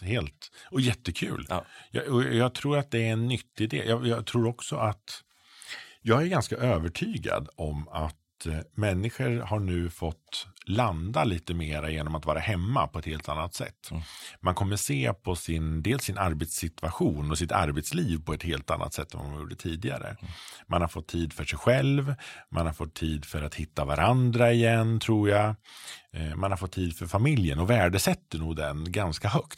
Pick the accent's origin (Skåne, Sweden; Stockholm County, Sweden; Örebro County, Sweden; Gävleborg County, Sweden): Örebro County, Sweden; Frövi; jag kommer från en liten S-förening hemma i Frövi.